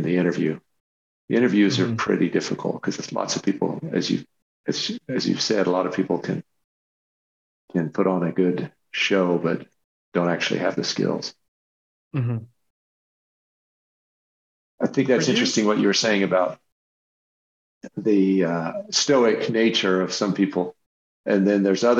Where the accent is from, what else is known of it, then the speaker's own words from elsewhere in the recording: the West, Western United States, United States; I grew up in the West